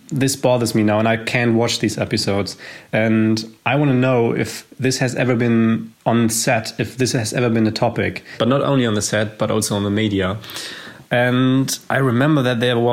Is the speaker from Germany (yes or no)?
yes; Germany; I'm from Germany